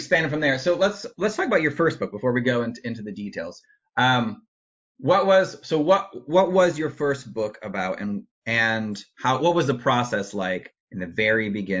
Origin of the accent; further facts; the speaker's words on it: Midwest, United States; moved away; I'm from the Midwest originally